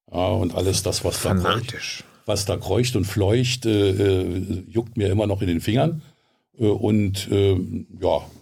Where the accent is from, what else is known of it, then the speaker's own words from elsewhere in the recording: Herten, North Rhine-Westphalia, Germany; born there; Ich bin geboren in Herten, Westfalen.